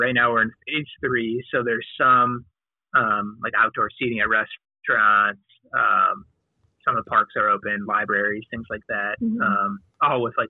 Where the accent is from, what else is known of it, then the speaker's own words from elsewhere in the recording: Chicago, Illinois, United States; also born or lived in Dubuque, Iowa / Memphis; I grew up on the north side of Chicago.